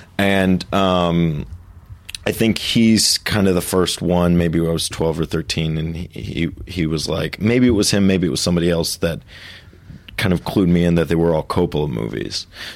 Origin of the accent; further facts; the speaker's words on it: Jersey Village, Texas, United States; moved away as an adult; also born or lived in New York; I grew up in a little town outside of Houston called Jersey Village